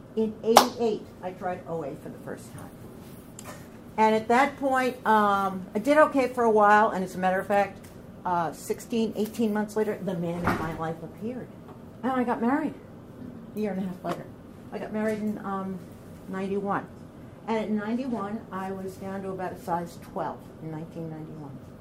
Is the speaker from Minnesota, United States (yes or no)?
no; Orange County, New York, United States; also born or lived in Bedford, Westchester, New York; I come from Orange County, New York